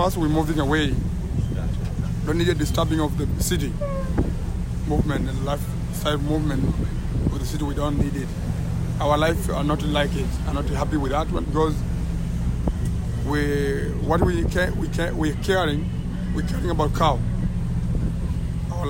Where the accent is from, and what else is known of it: Tanzania; accent: Maasai